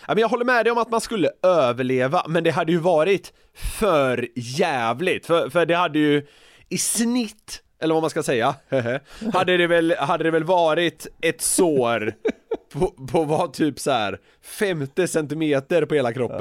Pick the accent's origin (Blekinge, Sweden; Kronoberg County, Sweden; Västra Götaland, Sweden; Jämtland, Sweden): Västra Götaland, Sweden; Gothenburg; now in Stockholm, Sweden; där jag växte upp i södra Göteborg